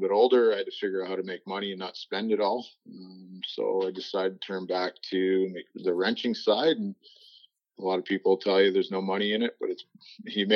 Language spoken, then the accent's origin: English; St. George, Ontario, Canada; also born or lived in Ireland (family ancestry); now in Shelburne, Canada; I grew up in a small town just outside of Brantford in St. George. I grew up there. I moved there in 93 and then stayed there until 2012 or so.